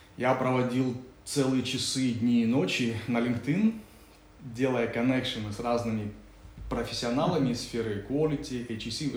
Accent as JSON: {"language": "Russian", "country": "Kazakhstan", "said": "я говорю, из Казахстана"}